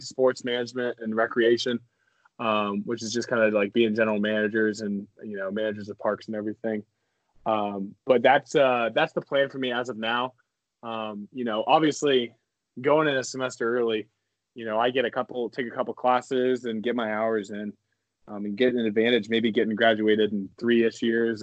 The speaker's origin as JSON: {"language": "English", "town": "Leawood", "region": "Kansas", "country": "United States", "also_born_or_lived": "Stilwell, Kansas", "said": "I'm technically from Leawood, Kansas."}